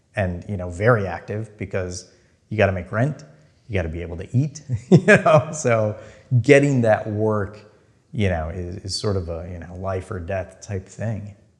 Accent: Minnesota, United States; moved away; I'm from there, I'm from Minnesota. I will move back there

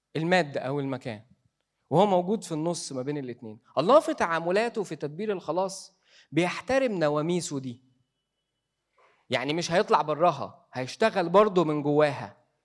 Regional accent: Egypt; إحنا كمصريين

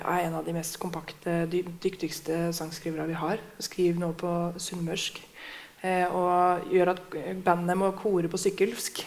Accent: Hamar, Innlandet, Norway; jeg er fra Hamar

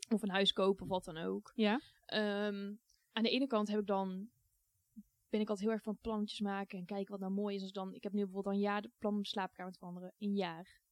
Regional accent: Goirle, North Brabant, Netherlands; Ik vond het heel fijn om op te groeien in een dorp. Want ik heb echt een fijne tijd gehad in Goorlen. is een klein dorpje bij Tilburg

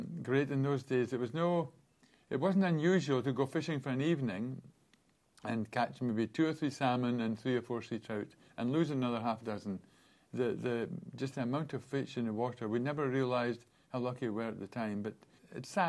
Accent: Aberlour, Scotland, United Kingdom; Growing up on the River Spey in Aberlour

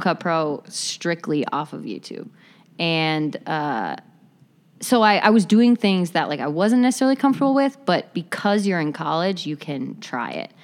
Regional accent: Appleton, Wisconsin, United States; moved away as an adult; also born or lived in Chicago; I'm originally from Appleton, Wisconsin

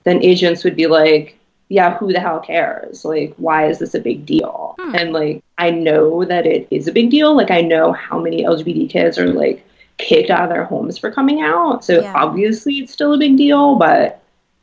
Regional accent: Boston, Massachusetts, United States; growing up in Boston

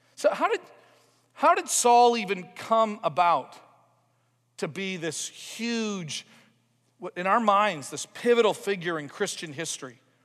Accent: Toronto, Ontario, Canada; a growing up in Toronto, Ontario experience where I just went to church with my mom and dad for about eighteen years

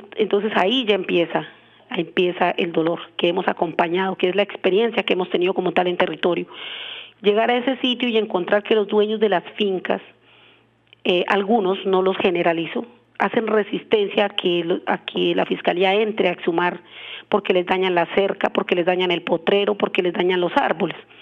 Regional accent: Colombia; somos colombianos

